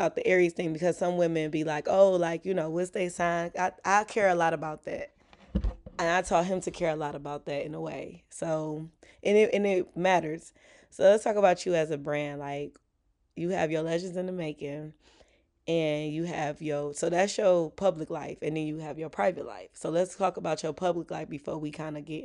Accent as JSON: {"language": "English", "town": "Detroit", "region": "Michigan", "country": "United States", "tie": "born or raised there", "also_born_or_lived": "Taylor, Michigan", "said": "I'm from Southwest Detroit, and my parents, when I was growing up, they was together"}